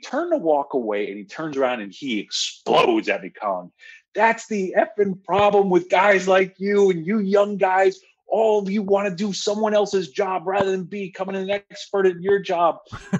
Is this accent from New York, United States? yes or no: yes; Washingtonville, New York, United States; I'm going to speak like my hometown, Washingtonville, New York.